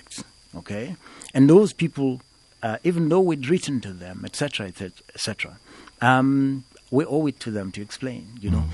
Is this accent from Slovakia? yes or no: no; Eastern Cape, South Africa; I come from the Eastern Cape.